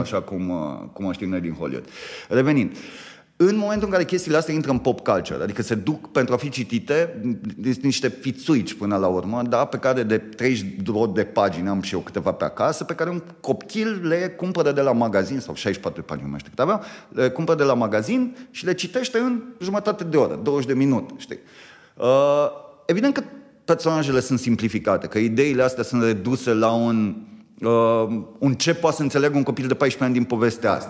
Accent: Romania; noi ca români

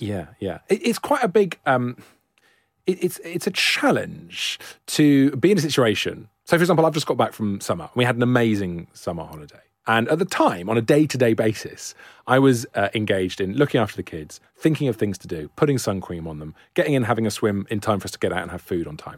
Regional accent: Wales, United Kingdom; I'm Welsh

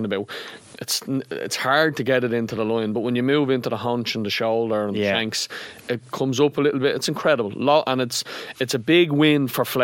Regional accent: Ireland; us as Irish people

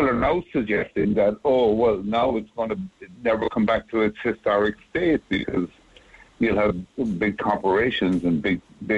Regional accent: Macroom, Munster, Ireland; moved away as an adult; also born or lived in Boston, United States; now in Honolulu, United States; I grew up in Cork. I lived there until I was 22.

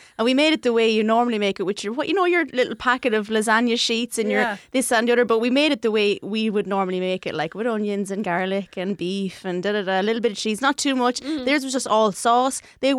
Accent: Ireland; I never felt as proud to be Irish

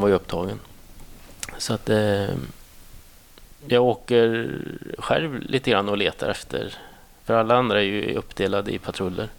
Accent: Säffle, Värmland, Sweden; also born or lived in Thailand; now in Enköping, Sweden; jag är från en litet ställe som heter Säffle ja. som ligger i Värmland

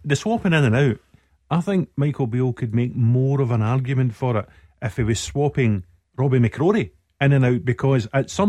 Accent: Girvan, Scotland, United Kingdom; I would always go for McCloy because I'm from Girvan and so is he.

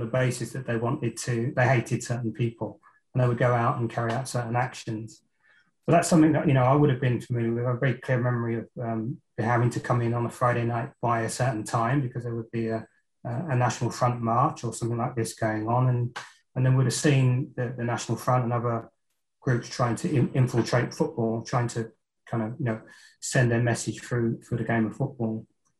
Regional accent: London, United Kingdom; moved away as an adult; now in Ireland; brought up in London. Parents came from the Caribbean, small island called Jamaica, in the 60s. I was born in the mid-60s.

